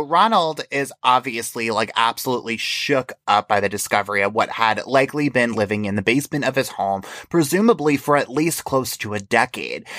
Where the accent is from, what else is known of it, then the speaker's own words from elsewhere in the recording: New York, United States; I'm from New York